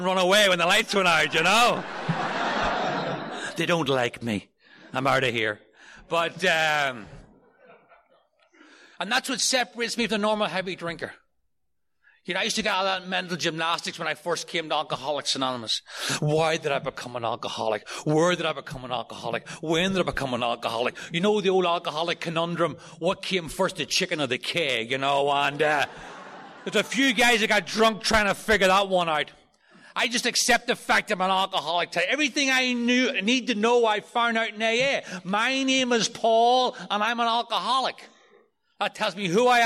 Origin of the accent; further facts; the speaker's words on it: outside Belfast, Northern Ireland, United Kingdom; moved away as an adult; now in New York City, United States; I grew up outside of Belfast in Northern Ireland